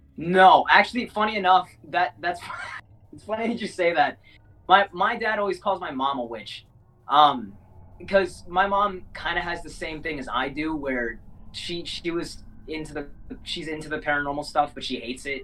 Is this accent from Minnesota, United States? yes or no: yes; Minnesota, United States; also born or lived in South America; my hometown in in Minnesota